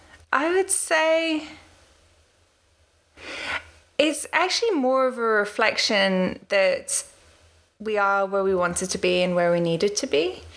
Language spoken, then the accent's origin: English; Washington, District of Columbia, United States; also born or lived in London; now in New Zealand; a bit about me. So I was born in London, and we moved to Washington, D.C. when I was 8 and moved out here to New Zealand in 2004.